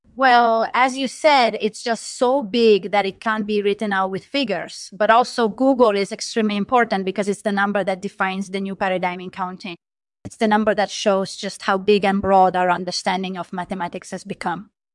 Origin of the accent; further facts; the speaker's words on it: Rome, Lazio, Italy; moved away as an adult; now in United States; I was born in Rome, Italy, but I've lived in the U S for the past twenty years